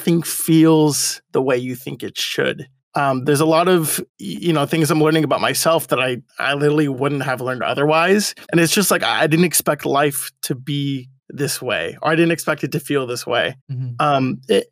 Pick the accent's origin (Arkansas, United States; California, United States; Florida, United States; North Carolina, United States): California, United States; Monrovia; I've lived in Monrovia my whole life